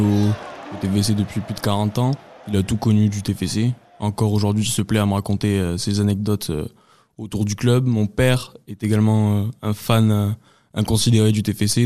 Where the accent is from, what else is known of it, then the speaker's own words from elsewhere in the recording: Pern, Occitania, France; Je suis originaire du Lot, d'un petit village qui s'appelle euh, Pern, pas très loin de Castelnau-Montratier, au sud de Cahors